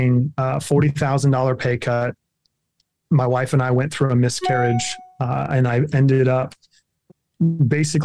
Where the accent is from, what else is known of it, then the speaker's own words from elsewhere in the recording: Kansas, United States; I'm a Kansas farm boy at heart